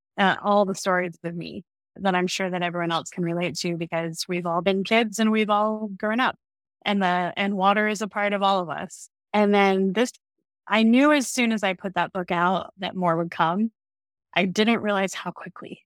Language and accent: English; Florida, United States; I grew up in Florida